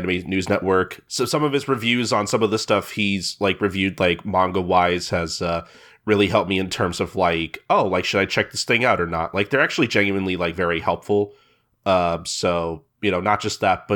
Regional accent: St. Louis, Missouri, United States; my hometown of St. Louis

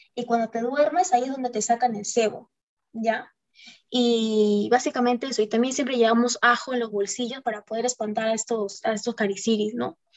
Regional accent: Puno, Peru; moved away; me iba a mi tierra, mi rico puno

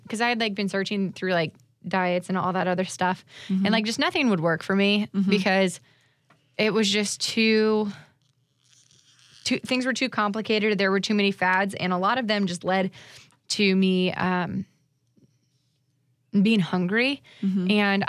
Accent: Florida, United States; I'm definitely from Florida.

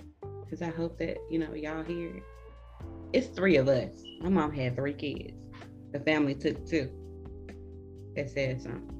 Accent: Atlanta, Georgia, United States; I was half of my life in the hood of Atlanta. And then the other half, mom wanted to move us to somewhat of the country. And then I left there after I was 18.

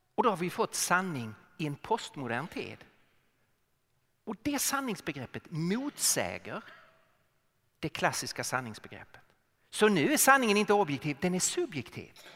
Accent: Lund, Skåne, Sweden; accent: Skåne dialect; now in Stockholm, Sweden; Så jag är född och uppvuxen i Lund men eh, bor i Stockholm sedan många år

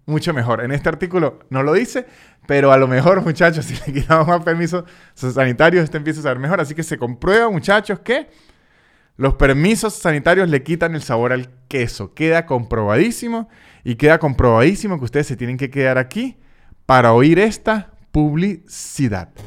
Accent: Venezuela; moved away

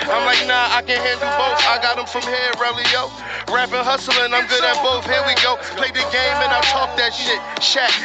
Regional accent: Philadelphia, Pennsylvania, United States; North Philly boy

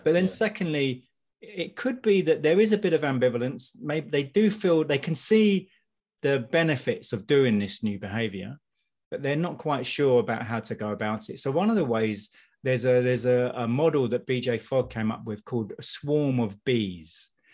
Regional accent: United Kingdom; I'm I'm British.

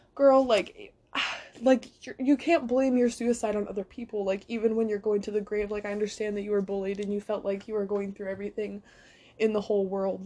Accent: San Jose, California, United States; my hometown in San Jose

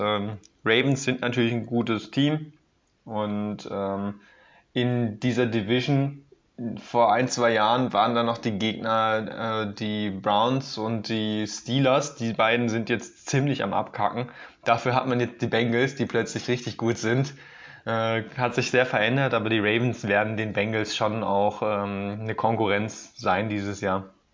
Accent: Germany; tut uns natürlich auch weh als Deutsche

